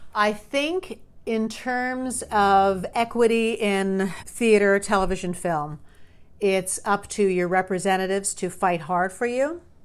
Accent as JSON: {"language": "English", "region": "New York", "country": "United States", "tie": "born or raised there", "said": "I grew up in New York."}